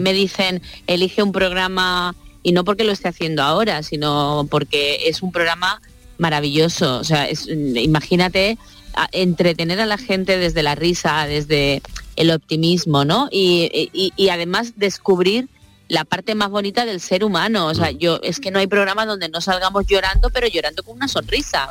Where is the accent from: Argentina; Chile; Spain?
Spain; Sanlúcar de Barrameda, Andalusia